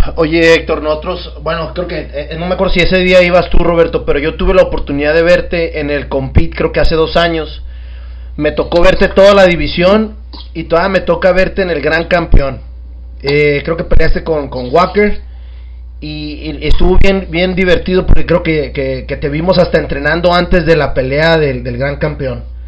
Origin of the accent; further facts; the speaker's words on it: Mexico; como mexicanos